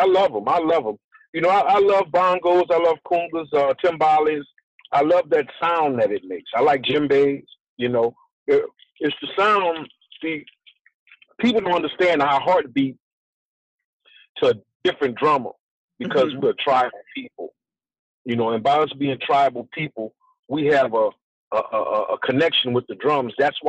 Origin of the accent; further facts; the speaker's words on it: New Orleans, Louisiana, United States; also born or lived in Los Angeles; Born and raised in New Orleans. Back and forth, really, between New Orleans and Los Angeles.